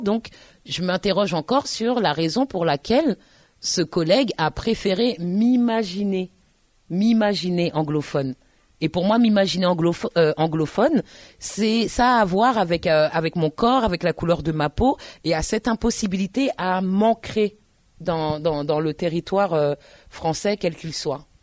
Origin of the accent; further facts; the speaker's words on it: Paris, Île-de-France, France; also born or lived in Tours; je suis parisienne.